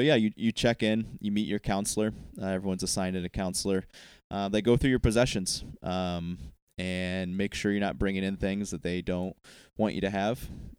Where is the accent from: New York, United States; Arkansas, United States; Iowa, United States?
Iowa, United States; moved away; I came from Iowa. It's a great place. The great state in the Union, Iowa.